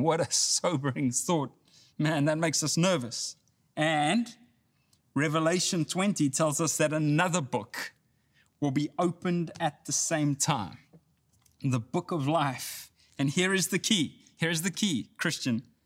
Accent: South Africa; now in Texas, United States; I grew up in South Africa

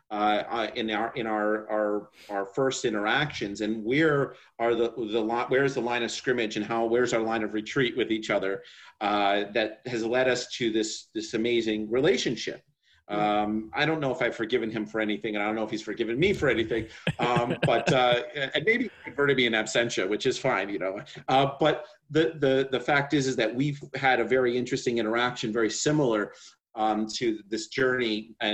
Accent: New York, United States; I'm a New Yorker

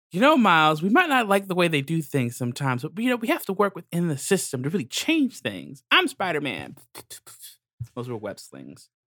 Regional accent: New York, United States; as a New Yorker

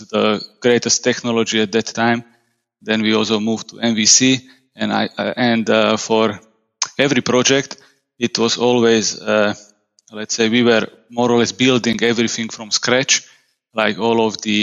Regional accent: Slovakia; I'm from Slovakia. I live just a couple of kilometers from the capital city of Bratislava

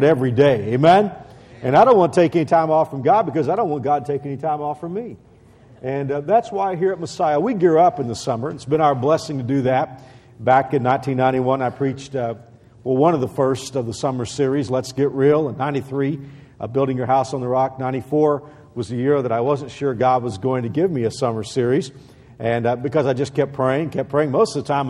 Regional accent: Texas, United States; moved away as an adult; I'm born and bred a Texan

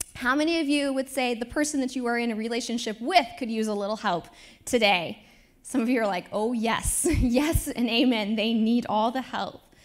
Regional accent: Independence, Iowa, United States; now in Lawrence, United States; my hometown, Independence, Iowa

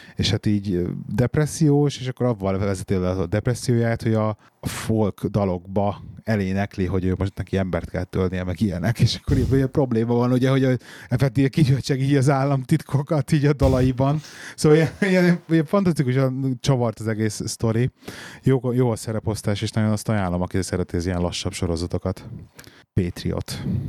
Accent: Hungary; moved away as an adult; now in England; mi is Magyarországról vagyunk

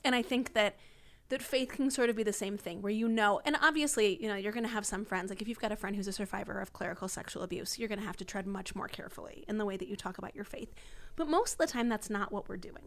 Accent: D.C., District of Columbia, United States; moved away as an adult; grew up outside D C

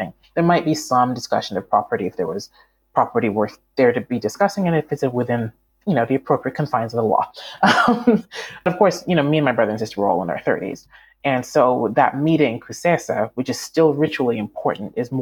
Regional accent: Canada; moved away; also born or lived in United States / Malawi; I grew up in Canada

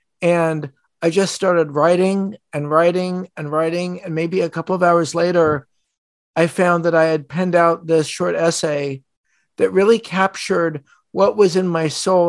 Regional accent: United States; I'm an American Jew.

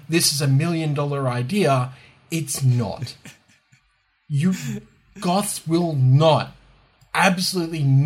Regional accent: Australia; we're Australian

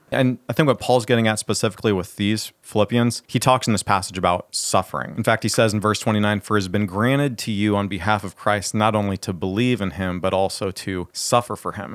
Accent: Brooklyn, Iowa, United States; born or raised there; now in Chicago, United States

